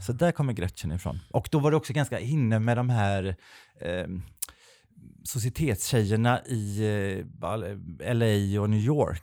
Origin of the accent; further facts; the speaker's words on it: Kungälv, Västra Götaland, Sweden; Jag är ju från Kungälv som är en liten nazistisk ort två mil mm. norr, om, eh, norr om Göteborg